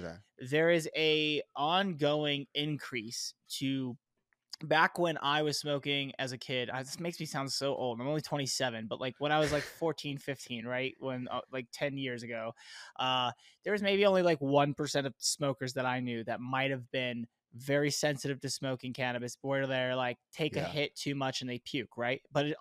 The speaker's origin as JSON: {"language": "English", "region": "Florida", "country": "United States", "said": "Because like it, you know, Caribbean is a lot like Florida. I came from Florida."}